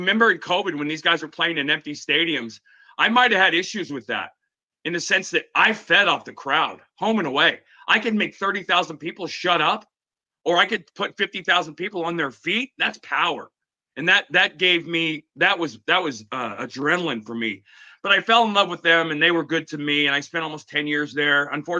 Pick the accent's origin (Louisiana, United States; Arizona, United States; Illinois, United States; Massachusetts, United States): Arizona, United States; Phoenix; But I grew up in Phoenix. And Phoenix was my home. I went to high school there. So I went home, in a sense, to Arizona.